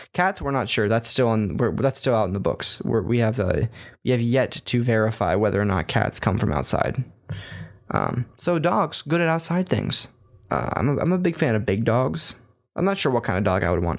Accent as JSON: {"language": "English", "region": "Texas", "country": "United States", "moved": "yes", "said": "as a Texan"}